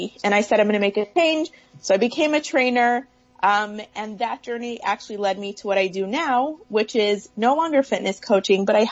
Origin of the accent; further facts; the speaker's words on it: Toronto, Ontario, Canada; moved away as an adult; now in California, United States; I'm originally from Toronto. So when I was moving from Toronto to California